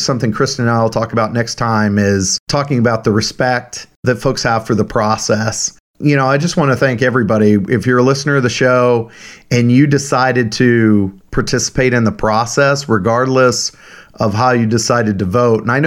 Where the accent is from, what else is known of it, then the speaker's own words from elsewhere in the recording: Kansas City, Missouri, United States; I'm from Kansas City